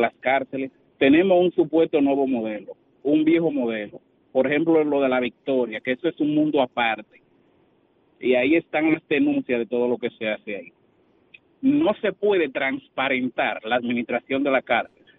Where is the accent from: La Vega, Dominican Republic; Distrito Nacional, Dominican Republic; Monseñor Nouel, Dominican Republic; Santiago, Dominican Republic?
Santiago, Dominican Republic; Santiago de los Caballeros; yo soy de Santiago